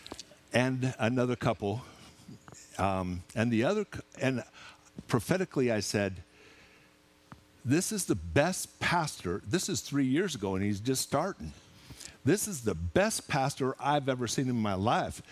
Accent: Seattle, Washington, United States; moved away; also born or lived in Clanton; I'm from Seattle

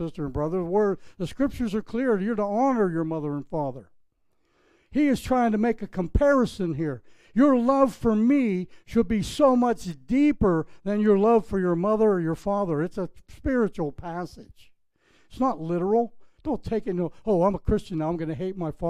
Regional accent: Pittsburgh, Pennsylvania, United States; now in Palm Beach, United States; My hometown, Pittsburgh, Pennsylvania, if you picked up on my accent

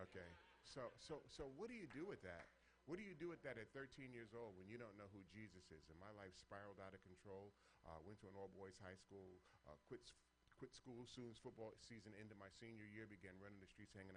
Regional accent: New York City, New York, United States; Born and raised in New York City, grew up in a very dysfunctional family

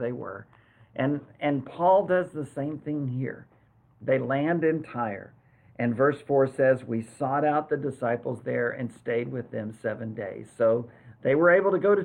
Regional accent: San Antonio, Texas, United States; We had a lot of Air Force friends in San Antonio, where our hometown, Joyce and my hometown

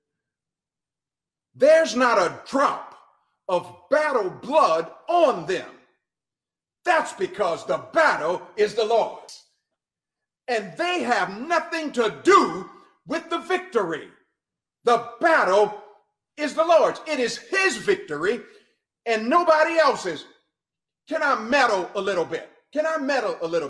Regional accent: New Orleans, Louisiana, United States; I'm from Louisiana, New Orleans, and the people down there, the French Creoles

